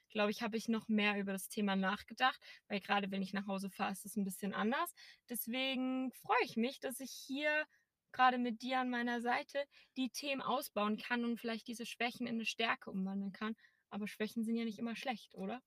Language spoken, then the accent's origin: German; Erzgebirge, Saxony, Germany; now in Berlin, Germany; Also ich komme aus einem kleinen Dorf aus dem schönen Erzgebirge. Vielleicht hört man es noch ein bisschen noch im Dialekt